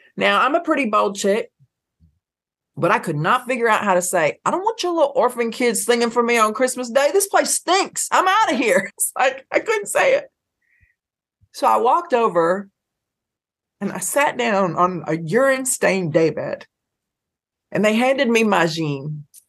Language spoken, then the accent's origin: English; Athens, Georgia, United States; grew up in Athens, Georgia